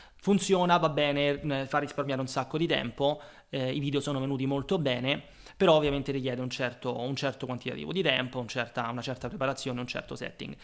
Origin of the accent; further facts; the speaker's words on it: Rome, Lazio, Italy; moved away as an adult; also born or lived in London; now in Rome, Italy; sono nato a Roma, come probabilmente si potrà dedurre dall'accento